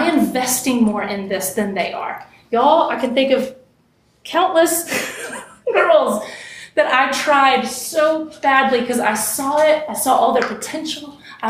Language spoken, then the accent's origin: English; West Texas, United States; I grew up in West Texas, the desert, basically.